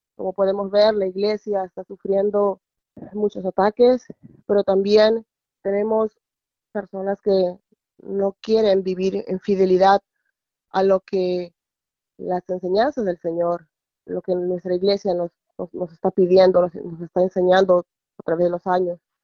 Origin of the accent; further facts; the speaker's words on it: Peru; now in Virginia, United States; soy de Perú y vivo en Virginia